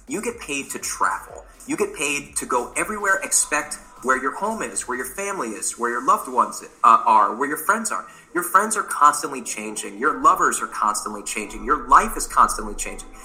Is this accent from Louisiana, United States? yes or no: yes; New Orleans, Louisiana, United States; moved away; also born or lived in Elon University, North Carolina / New York City; I am from New Orleans, Louisiana.